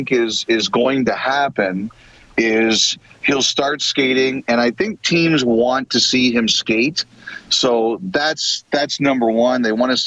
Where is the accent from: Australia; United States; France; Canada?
Canada; Toronto, Ontario; I grew up in Toronto.